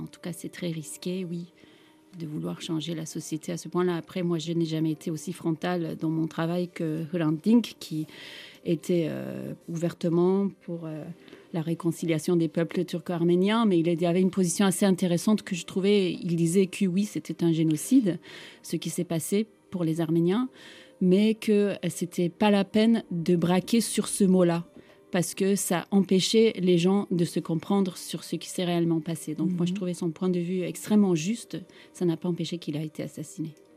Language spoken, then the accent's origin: French; Istanbul, Turkey; French is a second language; now in France; j'ai grandi euh, dans un monde multiculturel d'Istanbul